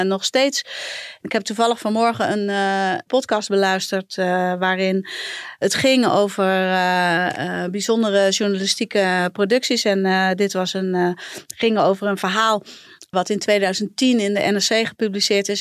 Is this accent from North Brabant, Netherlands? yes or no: yes; a village in Brabant, North Brabant, Netherlands; ik ben in Brabantsdorp opgegroeid